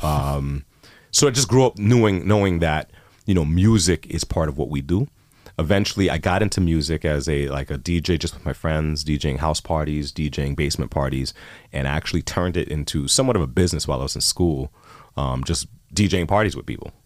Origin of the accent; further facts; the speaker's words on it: New York City, New York, United States; moved away as an adult; also born or lived in College Park, Maryland / Miami / Chicago; now in Toronto, Canada; I grew up in Queens, New York